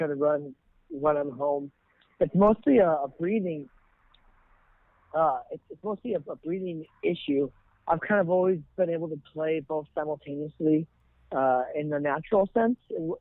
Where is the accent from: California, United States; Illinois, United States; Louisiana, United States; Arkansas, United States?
California, United States; Ventura; I'm from Ventura, California